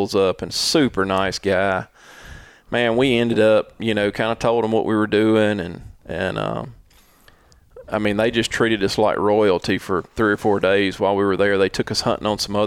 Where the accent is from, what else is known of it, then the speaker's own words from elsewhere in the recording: Mississippi, United States; We're from Mississippi